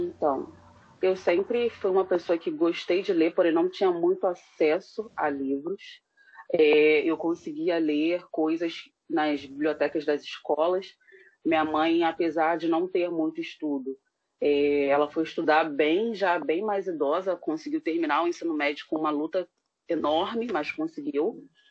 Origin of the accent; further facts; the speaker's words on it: São João de Meriti, Baixada Fluminense, Rio de Janeiro, Brazil; moved away as an adult; also born or lived in West Zone, Rio de Janeiro; now in Rio de Janeiro, Brazil; eu nasci especificamente em dos Teles, cresci lá, é, uhum. permaneci lá por 30 e poucos anos